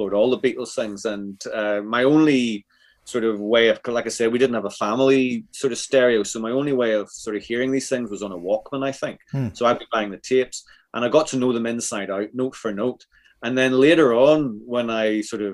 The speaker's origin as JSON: {"language": "English", "region": "Northern Ireland", "country": "United Kingdom", "tie": "born or raised there", "said": "I grew up in Northern Ireland"}